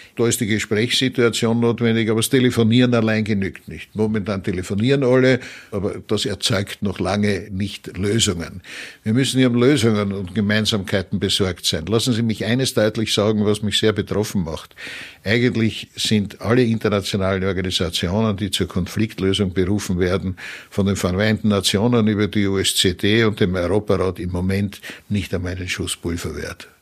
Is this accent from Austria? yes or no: yes; Vienna, Austria; als Wiener aus der Stadt des Sigmund Freud